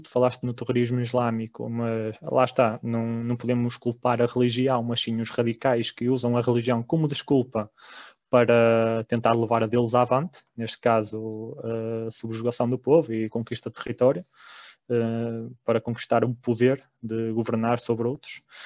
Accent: Guimarães, Norte, Portugal; Eu sou de Guimarães

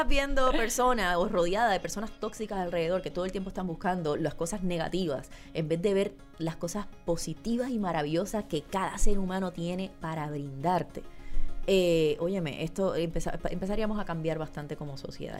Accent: Puerto Rico; moved away; todos nacimos aquí y nos criamos aquí.

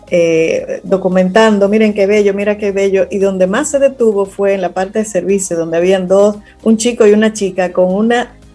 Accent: Dominican Republic; tenemos como dominicanos

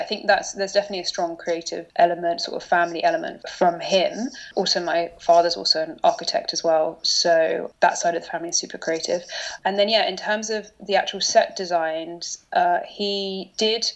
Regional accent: London, United Kingdom; also born or lived in Durham / New York; I grew up in London

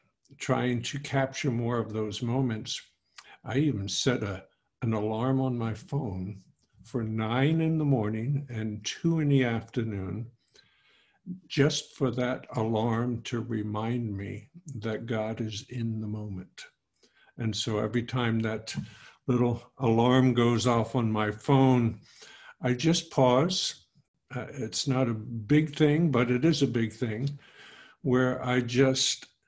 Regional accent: New York City, New York, United States; moved away as an adult; now in Texas, United States; I was raised in New York City. I went to high school there and got married there.

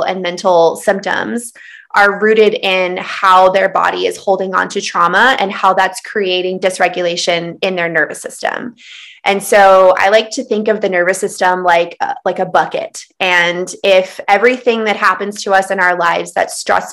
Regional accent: Texas Panhandle, United States; I was raised in the Texas Panhandle. I grew up in the Bible Belt in the South

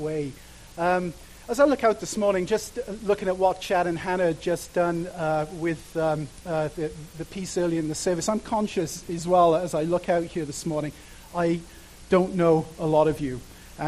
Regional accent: Cardiff, Wales, United Kingdom; moved away; I grew up in a place called Cardiff

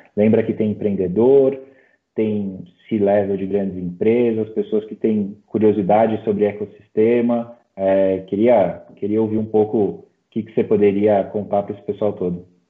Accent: Brazil; como brasileiro

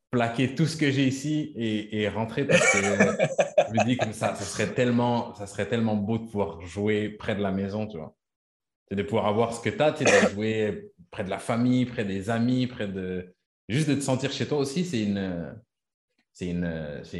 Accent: Quebec, Canada; moved away as an adult; je suis parti du Canada, du Québec. Je suis venu avec ma femme ici

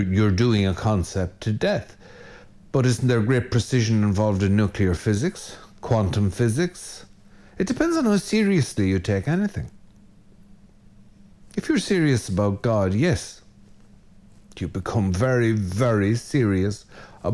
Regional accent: Ireland; most good red-blooded Irishmen

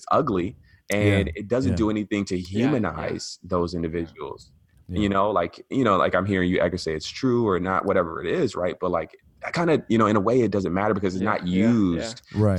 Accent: Atlanta, Georgia, United States; growing up in the South in Atlanta, you know, there's actually a pretty large, you know, immigrant Latino community there.

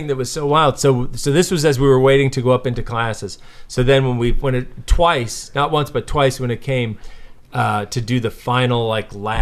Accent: Boston, Massachusetts, United States; moved away; from Boston, I'm from Boston

